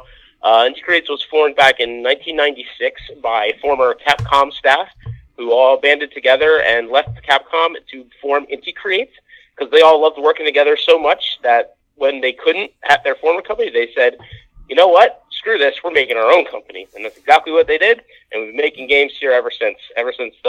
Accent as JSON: {"language": "English", "region": "New Jersey", "country": "United States", "tie": "born or raised there", "also_born_or_lived": "Osaka, Japan", "first_language": "English", "moved": "as an adult", "lives_now": "Chiba, Japan", "said": "I'm born and bred Jersey boy"}